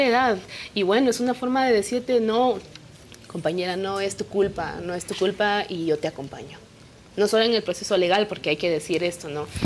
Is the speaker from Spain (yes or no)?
no; Comalapa, Chimaltenango, Guatemala; first language Kaqchikel; Spanish is a second language; yo crecí, mi pueblo se llama Comalapa